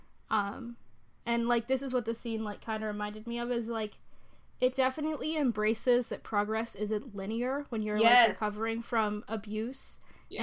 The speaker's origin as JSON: {"language": "English", "country": "United States", "said": "I am American"}